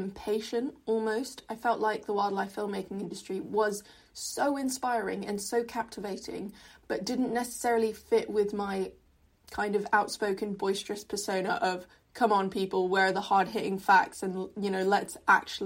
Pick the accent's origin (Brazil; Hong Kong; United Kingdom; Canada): Hong Kong; growing up in Hong Kong, environmental issues were kind of talked about but not really at the fore of our curriculum